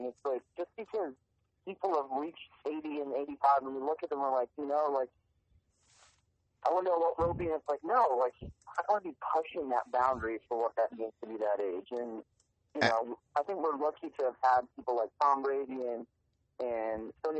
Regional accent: Manchester, North West England, United Kingdom; moved away as an adult; now in United States; I wasn't born in the States. I was born in England. I grew up there. Played soccer in college in England.

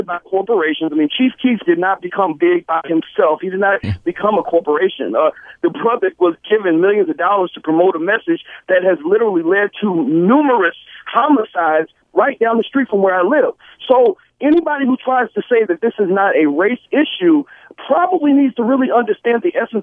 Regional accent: New York City, New York, United States; also born or lived in Newark; I'm actually from the Bronx

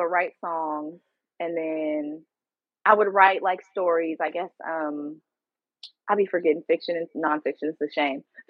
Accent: San Leandro, California, United States; also born or lived in Oakland, California; I was born, and I was born in Oakland, California. Period. And then grew up in San Leandro, which is right next to Oakland

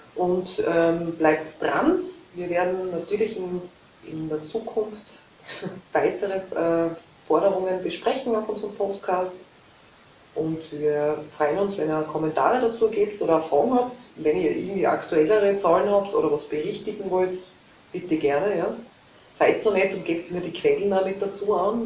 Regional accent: Leibnitz, Styria, Austria; ich komme aus Leibniz

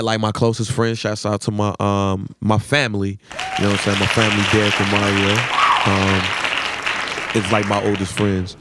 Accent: Chicago, Illinois, United States; Grew up on the west side. Chicago Avenue. I was born on Cicero and Adams.

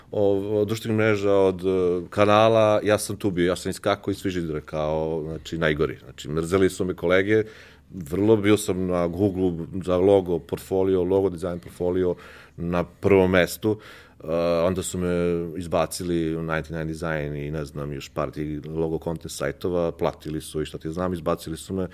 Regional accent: Belgrade, Serbia; a ja sam iz Beograda

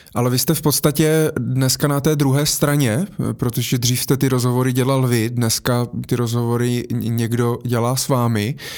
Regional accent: Brno, South Moravian Region, Czechia; já jsem z Brna

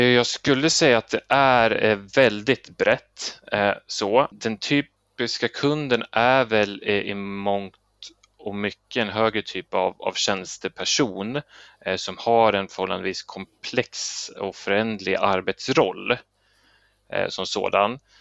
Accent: Sweden; vi svenskar

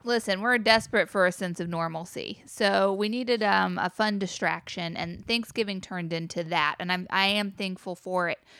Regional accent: the South, Southern United States, United States; as a Southerner

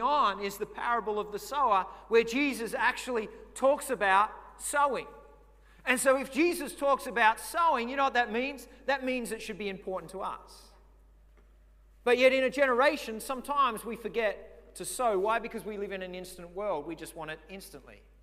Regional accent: Victoria, Australia; now in Redcliffe, Australia; I remember as a kid growing up, we grew up in Victoria

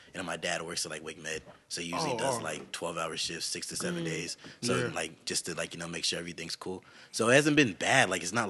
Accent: Raleigh, North Carolina, United States; also born or lived in London, England; I was born in London, England, but I've been raised here since I was like one. So basically, I've been in Raleigh my whole life.

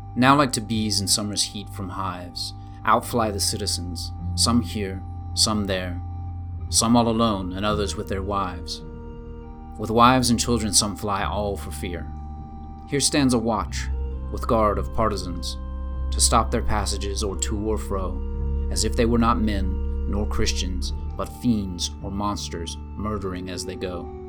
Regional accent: Georgia, United States; moved away; also born or lived in China; my little hometown in Georgia

